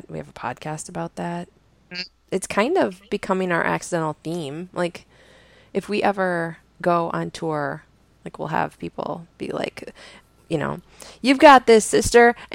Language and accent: English; Indiana, United States; No, I'm from Indiana and I like flutes and journaling.